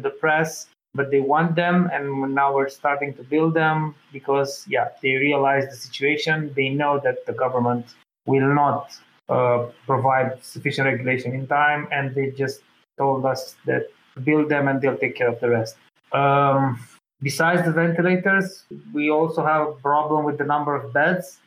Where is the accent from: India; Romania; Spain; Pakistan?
Romania; my country, Romania